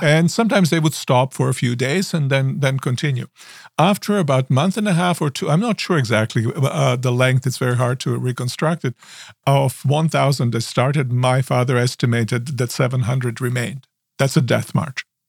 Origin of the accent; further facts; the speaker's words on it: Osijek, Osijek-Baranja County, Croatia; now in United States; I was born in Croatia, in small town, uh, by the name of Osijek, and my Um, father was at that time, uh, in, um, training to become a minister, so that I grew up